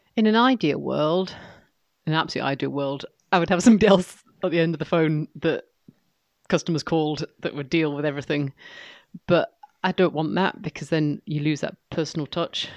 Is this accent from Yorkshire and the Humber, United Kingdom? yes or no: yes; York, Yorkshire and the Humber, United Kingdom; also born or lived in East Lothian; now in Moray, United Kingdom; as a little girl growing up in York